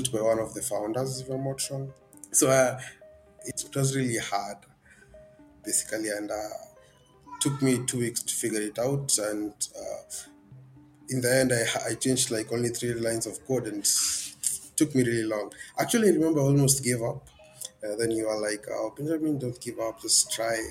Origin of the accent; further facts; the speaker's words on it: Kenya; I'm a software developer and I'm from Kenya